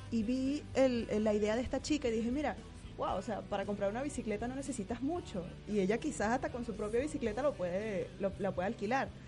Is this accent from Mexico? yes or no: no; Barquisimeto, Lara, Venezuela; moved away as an adult; De Barquisimeto.